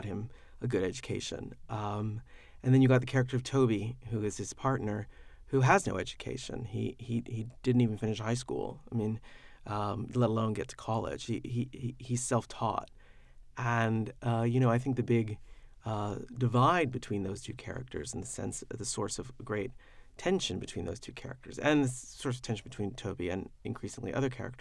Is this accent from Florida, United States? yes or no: yes; the panhandle of Florida, United States; moved away; I was raised in Florida